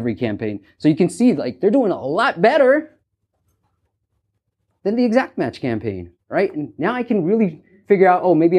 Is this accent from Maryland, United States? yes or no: no; California, United States; If you haven't noticed by my accent, I'm from California